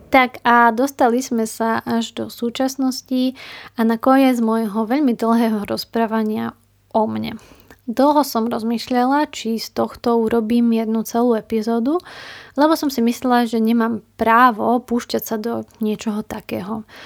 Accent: Slovakia; Prišla som domov na Slovensko

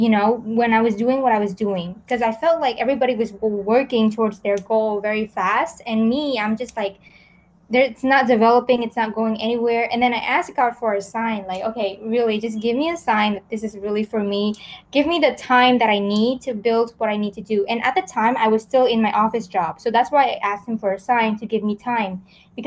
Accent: California, United States; And then I grew up in America. I moved around a lot. I think just in America alone, I transferred to like 12 different schools in several states. So I was in California. Well, I was mostly in California.

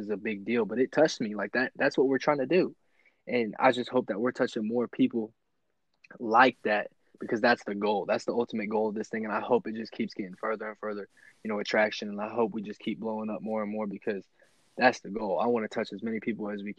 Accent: Nebraska Panhandle, United States; Me, you and T, you know, we're coming together from Nebraska, from the Panhandle

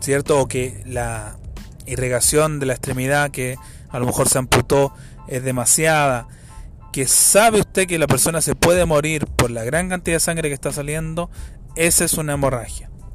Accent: Chile; acá en mi país, en Chile

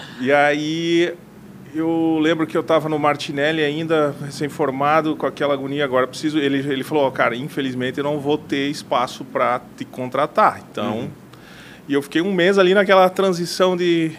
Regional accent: Mondaí, Santa Catarina, Brazil; moved away; also born or lived in Chapecó; Eu, eu nasci em Mondaí, é uma cidade do interior do, de Santa Catarina.

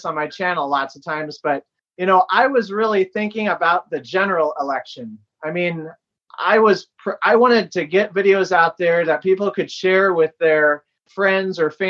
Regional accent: Iowa, United States; I'm from Iowa

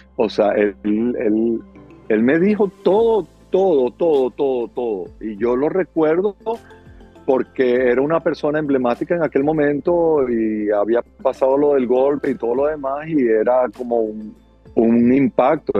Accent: Caracas, Capital District, Venezuela; moved away as an adult; now in Miami, United States; yo soy de Caracas, Venezuela

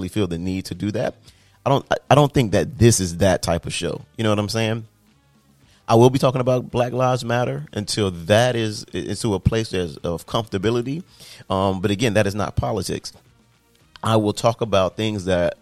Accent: Miami, Florida, United States; I'm from South Florida. I'm Miami raised, Miami paid. But growing up in like a multicultural melting pot like Miami

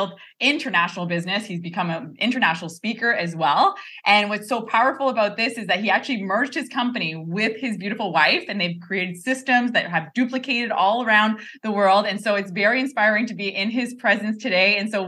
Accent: Quebec, Canada; we're both Canadians, we're both from Quebec.

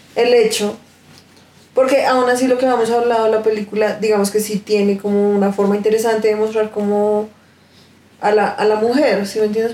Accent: Colombia; nosotros siendo colombianos

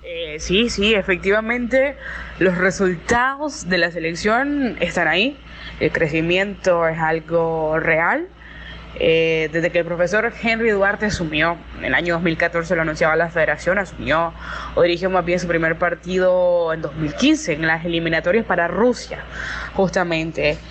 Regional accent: Nicaragua; como nicaragüense

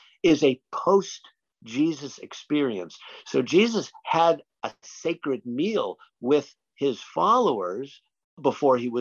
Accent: United States; as an American

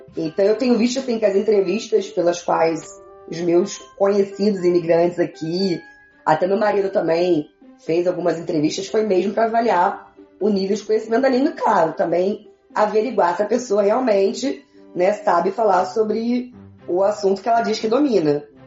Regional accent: Brazil; moved away as an adult; now in Quebec, Canada; no Brasil estudei francês

